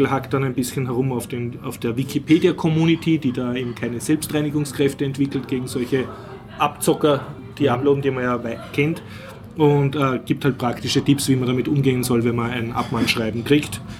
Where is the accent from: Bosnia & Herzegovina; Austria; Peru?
Austria; ich weine, weil ich bin Österreicher, ich leide mit.